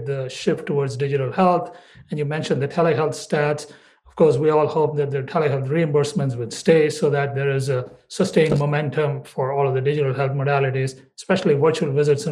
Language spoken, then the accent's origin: English; Chicago, Illinois, United States; we're both from Chicago